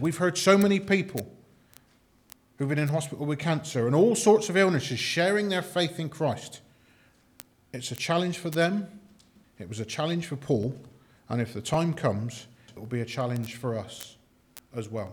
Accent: United Kingdom; we're just British

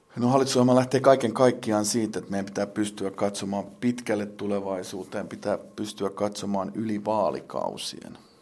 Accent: Lahti, Päijät-Häme, Finland; minun kotikaupungissani Lahdessani

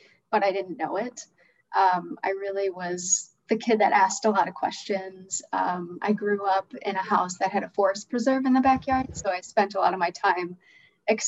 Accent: Chicago, Illinois, United States; growing up in Chicago

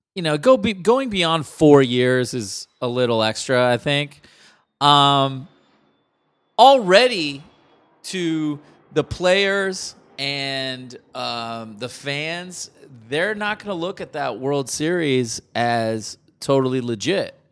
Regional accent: Palo Alto, California, United States; growing up in Palo Alto

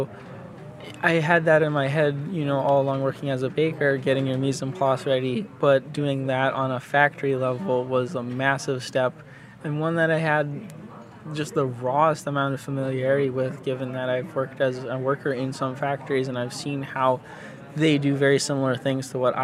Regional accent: New England, United States; my hometown needs revitalization. It's kind of one of those stereotypical New England mill towns

